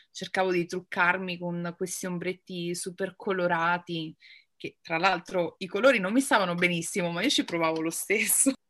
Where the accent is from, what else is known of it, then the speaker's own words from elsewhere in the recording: Rome, Lazio, Italy; ho 35 anni e vengo da Roma